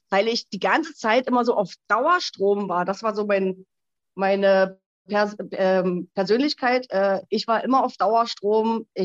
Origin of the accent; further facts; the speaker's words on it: Berlin, Germany; now in Switzerland; ähm, 42 Jahre alt. Ich wohne in der Schweiz, ursprünglich aus Berlin